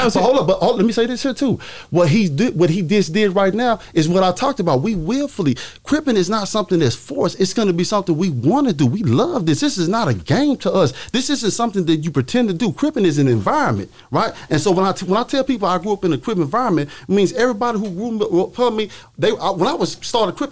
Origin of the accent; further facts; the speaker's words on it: Dallas, Texas, United States; I'm from Dallas